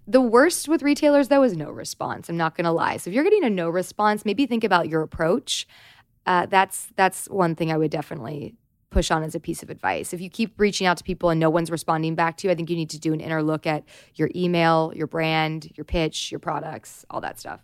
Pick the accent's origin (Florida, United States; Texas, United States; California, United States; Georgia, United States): California, United States; Southern; I grew up in Southern California